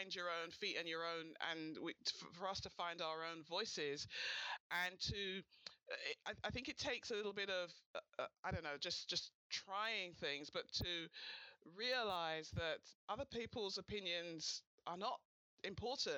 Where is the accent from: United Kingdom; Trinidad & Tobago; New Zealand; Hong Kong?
United Kingdom; London; my hometown. You love my hometown. My wonderful, beautiful city of London.